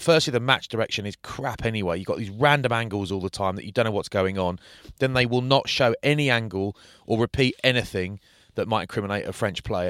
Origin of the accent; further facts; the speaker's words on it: United Kingdom; being from sort of London or Bath